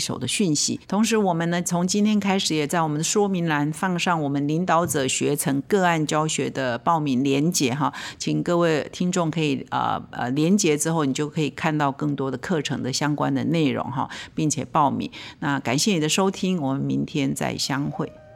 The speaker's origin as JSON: {"language": "Chinese", "country": "Taiwan", "said": "我们华人，我们台湾人"}